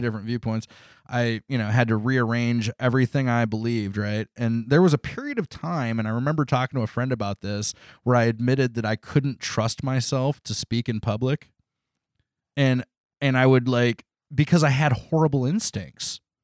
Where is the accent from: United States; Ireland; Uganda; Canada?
United States; I was from America